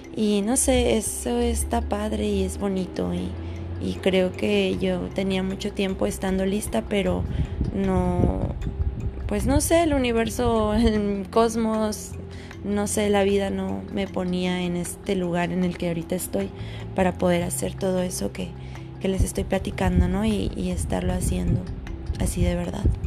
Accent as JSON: {"language": "Spanish", "region": "Sonora", "country": "Mexico", "moved": "yes", "said": "vengo de Sonora, donde hace un infierno"}